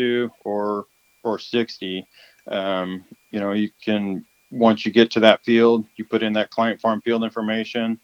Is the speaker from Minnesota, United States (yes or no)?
no; Yuma, Arizona, United States; Born and raised in the Yuma area, come from a farming background